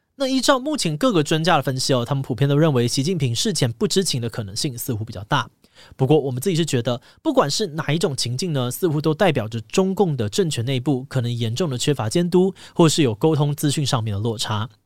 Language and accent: Chinese; Taiwan; 身为台湾人